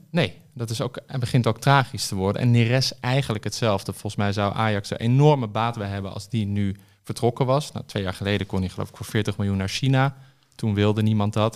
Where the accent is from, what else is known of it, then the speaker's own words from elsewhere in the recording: Amsterdam, North Holland, Netherlands; ik ben opgegroeid in Amsterdam